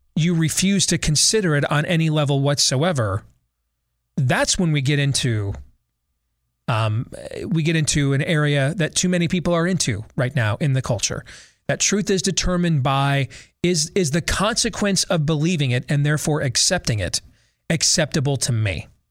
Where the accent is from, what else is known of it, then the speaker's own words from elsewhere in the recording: United States; I'm an American